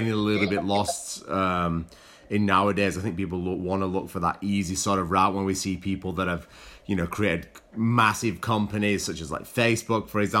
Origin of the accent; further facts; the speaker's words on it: England, United Kingdom; now in Australia; I played rugby league growing up in England